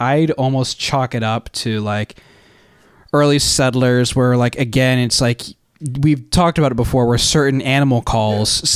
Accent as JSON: {"language": "English", "region": "New Jersey", "country": "United States", "said": "we are from New Jersey"}